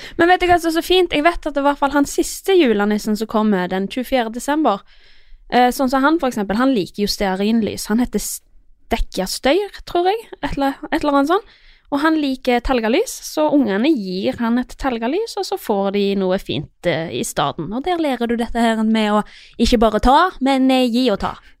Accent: Iceland; now in Norway; Jeg er jo fra Island, så jeg har jo litt andre tradisjoner enn alle andre

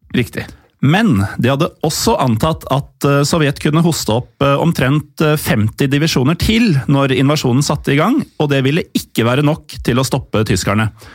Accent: Norway; also born or lived in Oslo; vi er jo nordmenn, eller delvis

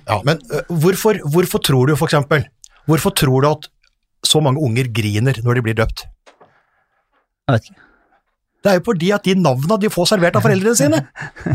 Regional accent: Hamar, Innlandet, Norway; also born or lived in Eide, Nordmøre / Ullern, Oslo; now in Oslo, Norway; Jeg er fra Eide på Nordmøre. Ble evakuert til Hamar i eh, tidlig alder.

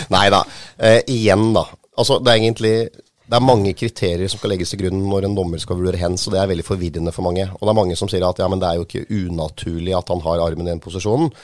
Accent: Hamar, Innlandet, Norway; jeg vokste jo opp på Hamar i Solhellinga

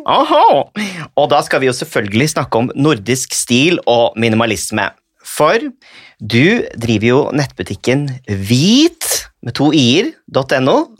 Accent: Norway

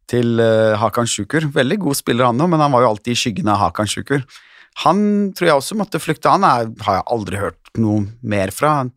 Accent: Konya, Turkey; Og jeg er fra Konja.

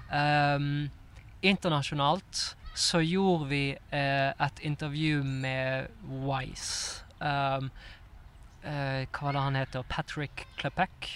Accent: Bergen, Vestland, Norway; moved away as an adult; also born or lived in Oslo; når jeg bodde her i Oslo, så hadde jeg jo en del bestekompiser hjemme i Bergen

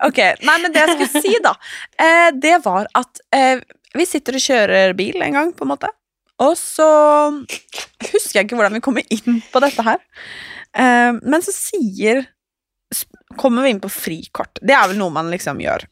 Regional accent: Norway; jag är trots allt norsk

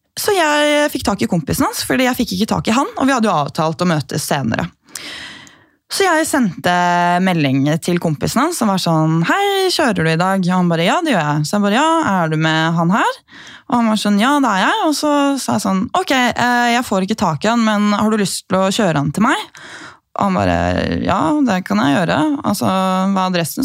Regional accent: Gol, Buskerud, Norway; moved away; also born or lived in Bergen / New York; vi har jo brønn hjemme på Gol

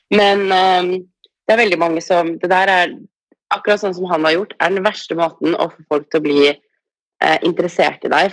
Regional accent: Norway; moved away as an adult; now in Los Angeles, United States; hjemme i Norge

